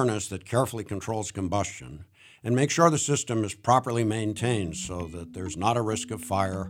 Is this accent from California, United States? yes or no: no; New Hampshire, United States; I grew up in New Hampshire